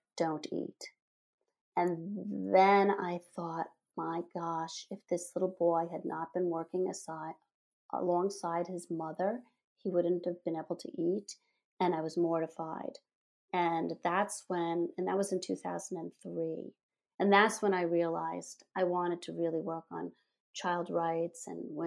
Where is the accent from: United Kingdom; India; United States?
United States; New York City, New York; I grew up in the Bronx, New York, and my father had a dark room in the bathroom of our apartment there